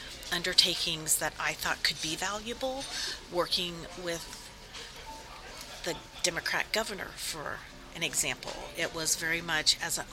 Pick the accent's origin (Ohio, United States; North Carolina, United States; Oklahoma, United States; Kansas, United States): Kansas, United States; moved away as an adult; also born or lived in Washington, D.C.; So I was recruited from D.C. to move back to Kansas, my home state.